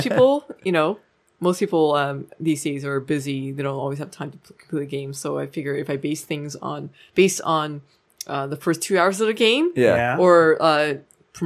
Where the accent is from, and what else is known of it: Canada